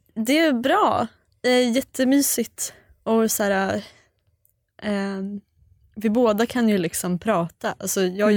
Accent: Sweden; vi är svenskar

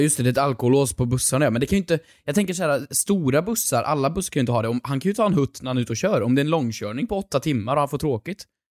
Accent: Sunne, Värmland, Sweden; moved away; hemma i Sunne i Värmland

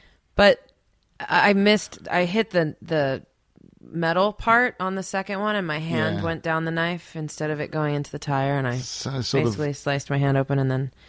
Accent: East Coast, United States; Well, I grew up on the East Coast, so my Christmases were cold too

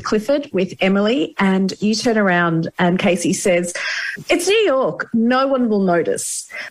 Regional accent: Australia; now in Ireland; As an Australian living in Ireland, a lot of what I say gets muddled up.

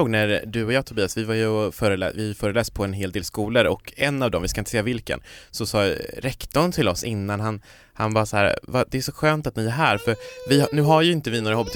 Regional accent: Kiruna, Norrbotten County, Sweden; när jag växte upp i Kiruna som ju också är en liksom mindre stad

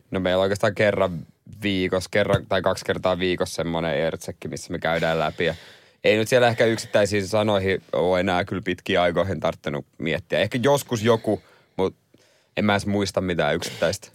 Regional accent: Seinäjoki, South Ostrobothnia, Finland; mä oon seinältä kotoisin

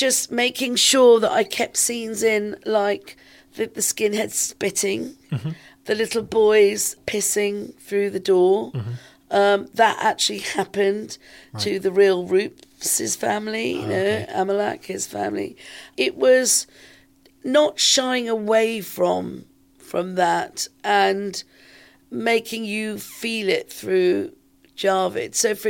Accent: London, United Kingdom; some of this was happening here in London, in my hometown.

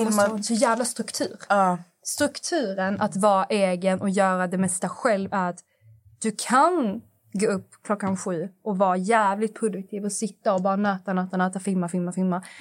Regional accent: Skåne, Sweden; accent: Scanian; jag lever med han dygnet runt, så min skånska anpassar sig lite efter honom.

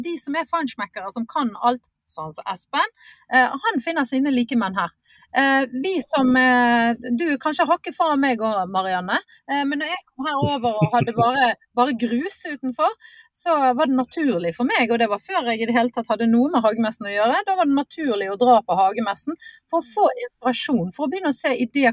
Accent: Bergen, Vestland, Norway; accent: Bergen; moved away as an adult; now in Lillestrøm, Norway; jeg en bergenser som har eh, mm. eller såkalt flyktning eh, fra vest til øst

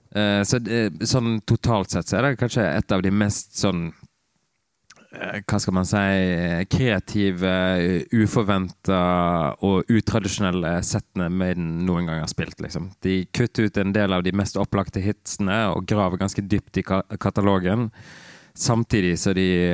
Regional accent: Rosendal, Vestland, Norway; also born or lived in Bergen; lita bygd som heter Rosendal, langt inn i en eh, vestlandsarm

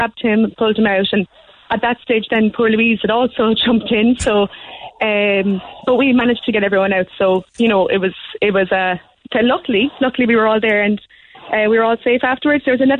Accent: Macroom, Munster, Ireland; we're not really from the city. We're from Macroom.

